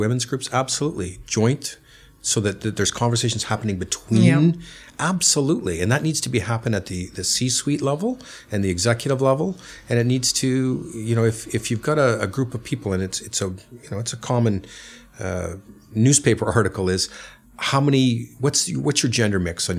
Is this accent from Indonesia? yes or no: no; Canada; now in London, United Kingdom; I'm Canadian, and in Canada, there's a longer parental leave for a child's birth